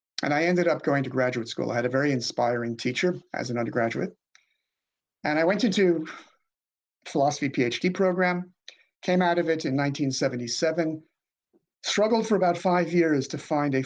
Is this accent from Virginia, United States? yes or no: no; New York City, New York, United States; I grew up in Queens, New York City, and then a suburb of the New York metro area